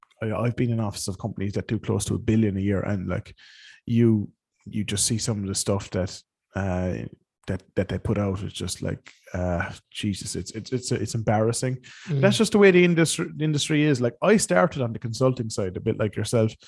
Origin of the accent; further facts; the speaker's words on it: Ireland; also born or lived in West London; now in London, United Kingdom; I come from Ireland